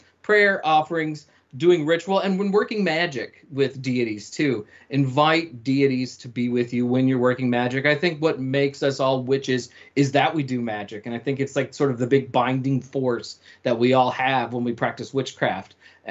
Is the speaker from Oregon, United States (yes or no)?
no; Nashville, Tennessee, United States; now in San Francisco Bay Area, United States; I grew up in the American South and outside of Nashville, Tennessee